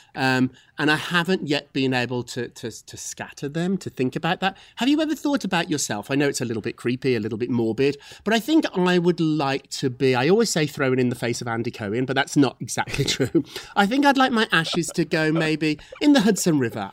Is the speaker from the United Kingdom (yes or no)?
yes; Scotland, United Kingdom; moved away; I'm from Scotland too.